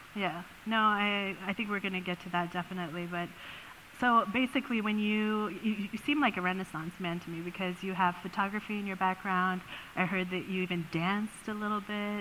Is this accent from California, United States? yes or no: yes; Oakland, California, United States; I grew up in Oakland, in the east part of California